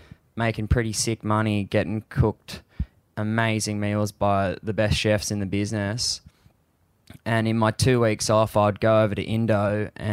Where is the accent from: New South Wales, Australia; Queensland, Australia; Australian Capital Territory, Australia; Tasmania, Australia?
New South Wales, Australia; Sydney; I grew up surfing around Long Reef